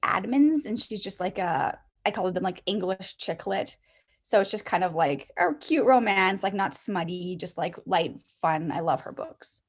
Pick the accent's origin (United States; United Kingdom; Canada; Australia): Canada; I'm Canadian, so I was in elementary school until grade seven, and then we went to high school in grade eight.